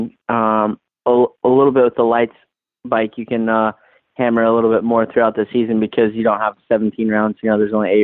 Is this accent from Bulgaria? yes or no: no; East Coast, United States; I grew up on the East Coast